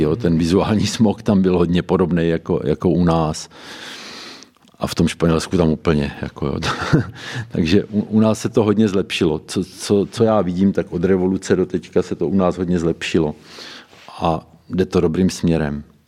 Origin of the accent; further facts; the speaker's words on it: Boskovice, South Moravian Region, Czechia; u nás v Boskovicích